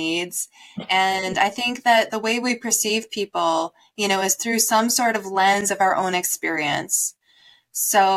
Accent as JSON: {"language": "English", "region": "Midwest", "country": "United States", "tie": "born or raised there", "said": "I was born in the Midwest"}